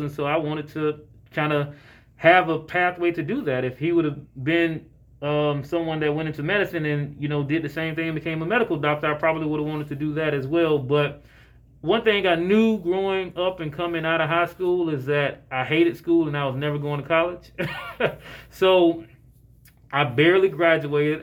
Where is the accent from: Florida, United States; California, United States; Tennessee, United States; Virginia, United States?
Florida, United States; Jacksonville; now in Atlanta, United States; I'm born and raised in Jacksonville, Florida